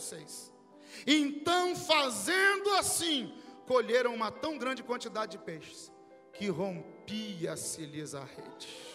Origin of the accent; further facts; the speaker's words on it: interior of Minas Gerais, Brazil; Meu pai me ensinou a pescar lá na roça onde eu nasci, no interior de Minas Gerais